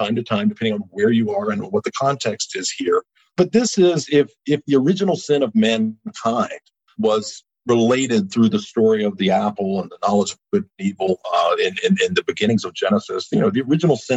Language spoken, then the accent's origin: English; Eastern North Carolina, United States; also born or lived in New Bern, North Carolina; These were all Eastern North Carolina places. And when I was a child, both in my hometown and here, you wouldn't see interracial couples